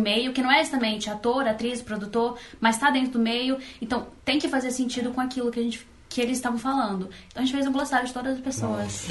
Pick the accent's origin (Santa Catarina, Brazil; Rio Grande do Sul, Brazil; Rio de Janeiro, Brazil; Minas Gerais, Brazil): Santa Catarina, Brazil; Rio do Sul; eu sou catarinense